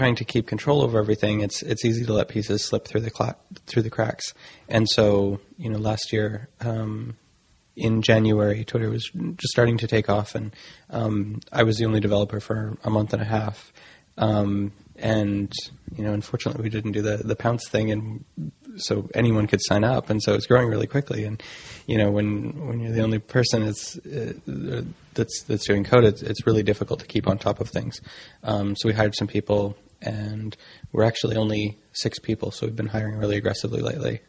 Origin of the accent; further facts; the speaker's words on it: Vancouver, British Columbia, Canada; moved away; originally I'm from Vancouver in Canada